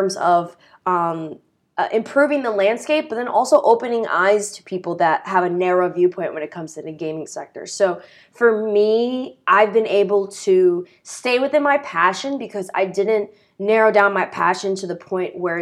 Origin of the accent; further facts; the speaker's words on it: United States; We're from the New York City area and states around.